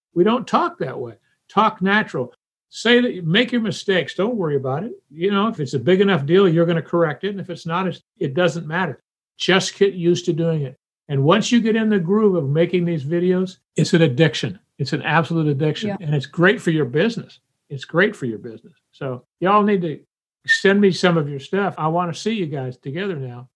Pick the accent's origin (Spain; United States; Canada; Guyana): United States; Union, South Carolina; I grew up in Union City, South Carolina